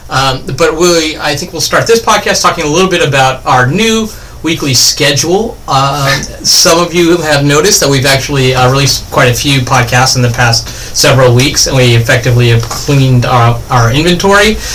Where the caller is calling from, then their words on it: North Carolina, United States; I am calling in from North Carolina.